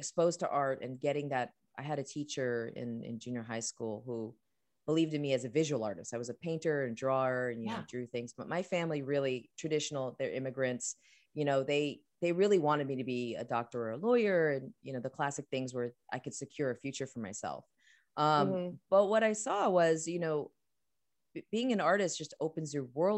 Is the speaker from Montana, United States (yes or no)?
no; New York, United States; growing up in New York